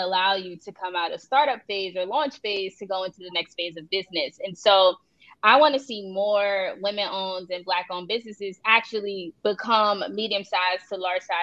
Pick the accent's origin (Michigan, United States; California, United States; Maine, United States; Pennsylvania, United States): Pennsylvania, United States; Philadelphia; now in Miami, United States; I'm originally from Philadelphia. I currently live in Miami, Florida